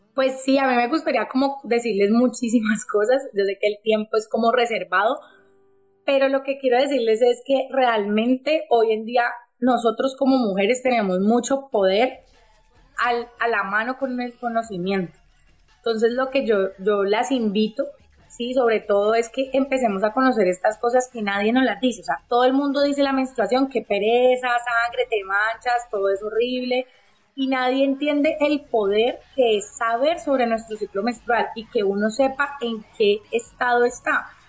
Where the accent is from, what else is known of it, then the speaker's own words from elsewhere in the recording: Cali, Valle del Cauca, Colombia; yo soy de Cali, Colombia, estoy acá en Cali, Colombia